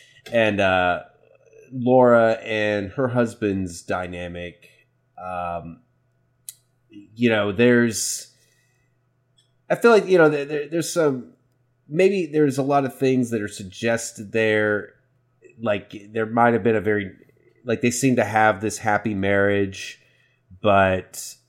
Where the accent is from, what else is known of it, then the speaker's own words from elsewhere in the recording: Waco, Texas, United States; Fun fact, I'm from Waco. I was born in Waco.